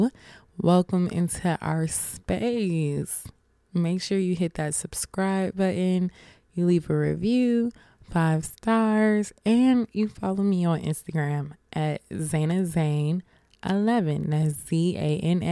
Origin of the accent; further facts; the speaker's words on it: Atlanta, Georgia, United States; I'm from Atlanta